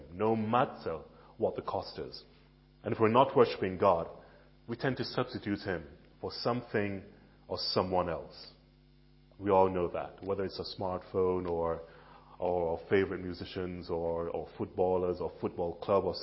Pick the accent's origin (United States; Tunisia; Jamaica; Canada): Jamaica; now in Billericay, United Kingdom; Many of you know that I am Jamaican. I grew up in Jamaica